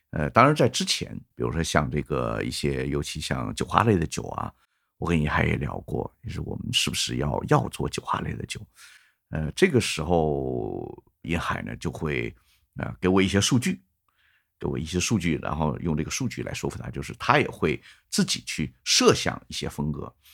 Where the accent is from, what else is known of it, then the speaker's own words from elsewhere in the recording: China; 我作为一个中国的一个普通的一个啤酒爱好者